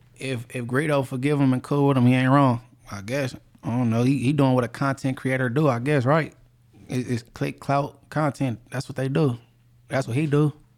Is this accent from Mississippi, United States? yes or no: no; Inglewood, California, United States; I'm from Inglewood and I'm, I'm a known person from there